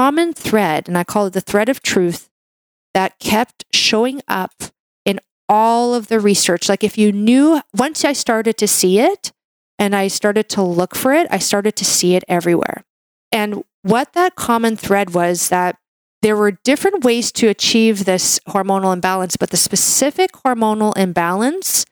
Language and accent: English; Canada; I'm a Canadian medical doctor